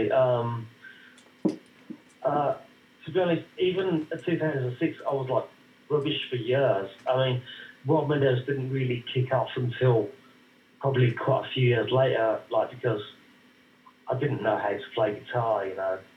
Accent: Birmingham, West Midlands, United Kingdom; Yeah, no, I'm from Birmingham actually.

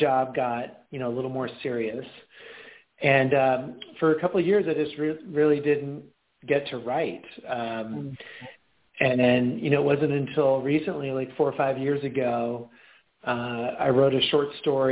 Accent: Pacific Northwest, United States; moved away as an adult; I grew up in the Pacific Northwest and then, moved to a bunch of different cities over the course of many years, and then I'm back in the Pacific Northwest. So I live in Seattle

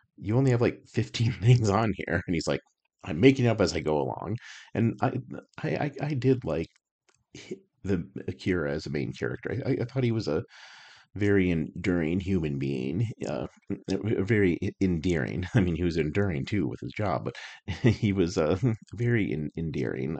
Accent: Albuquerque, New Mexico, United States; moved away; I grew up in Albuquerque. I spent thirty-five years of my life in Albuquerque

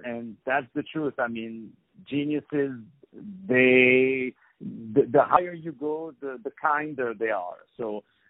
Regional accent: New Jersey, United States; accent: New Jersey; My accent is from New Jersey, in case people are wondering.

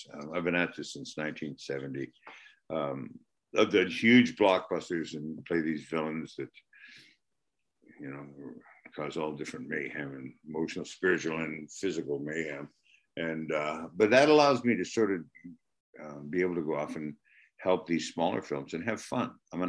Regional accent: Canada; There's not too much drama or drama that I'm Canadian

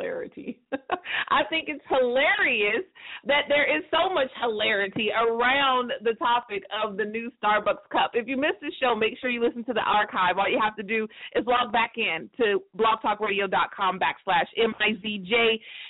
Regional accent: United States; I can only speak for America because I'm American

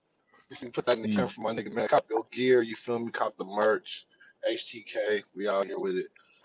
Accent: West Coast, United States; I'm from the West

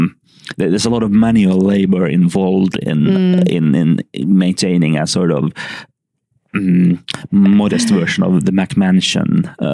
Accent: Helsinki, Uusimaa, Finland; I'm from Helsinki.

